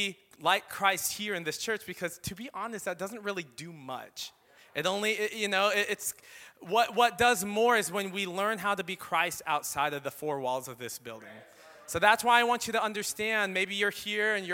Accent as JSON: {"language": "English", "country": "Philippines", "said": "I am Filipino"}